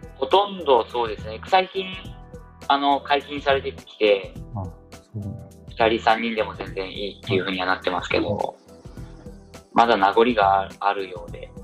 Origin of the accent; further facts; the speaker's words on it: Saitama, Japan; moved away as an adult; also born or lived in Shanghai, China; now in Suzhou, China; 自分は埼玉出身なんで東京にも近かったんで